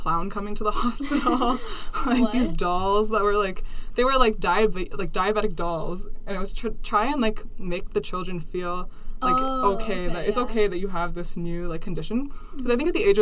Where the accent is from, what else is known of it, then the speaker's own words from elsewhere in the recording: Ontario, Canada; also born or lived in India / Kenya; I was born in India. And then a couple months later, I moved to Kenya. So I lived there for a couple of years when I was really young. And then we immigrated to Canada